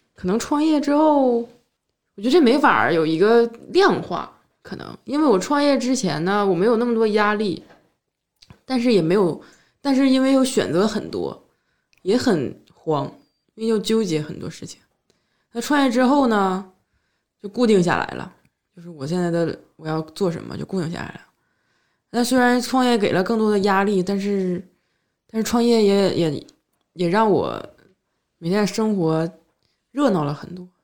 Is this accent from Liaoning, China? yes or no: yes; Shenyang, Liaoning, China; now in Beijing, China; 我从我们沈阳出来的人